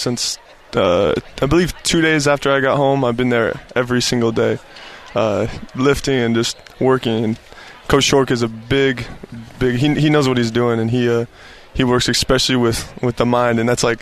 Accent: Riverton, Utah, United States; also born or lived in Mount Pleasant, Utah; so I'm from Riverton. I grew up and I lived about 16 years there

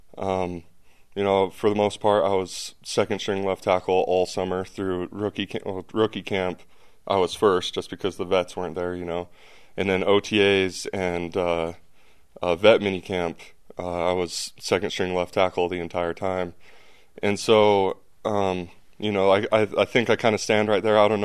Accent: American Fork, Utah, United States; moved away as an adult; also born or lived in Provo, Utah; now in New Orleans, United States; I grew up in American Fork, played at American Fork High School, went to BYU 20 minutes away

